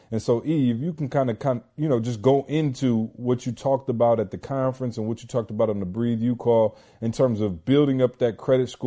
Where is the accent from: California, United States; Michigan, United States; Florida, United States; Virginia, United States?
Michigan, United States; Lansing; Magic being from my hometown, Lansing, and playing at Michigan State and winning the national title.